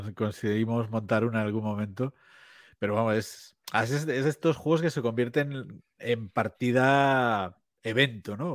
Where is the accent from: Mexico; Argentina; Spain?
Spain; Vigo, Galicia; now in A Coruña, Spain; como aquí en, Galicia, eh, yo, yo soy de Vigo